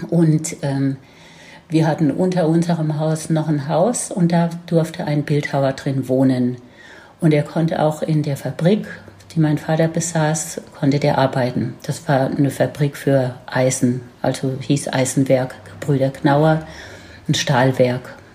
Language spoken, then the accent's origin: German; near Heidelberg, Baden-Württemberg, Germany; accent: Baden dialect (Badisch); bin auf, äh, im Land aufgewachsen in der Nähe von Heidelberg, was man wahrscheinlich auch an meinem Dialekt noch hört.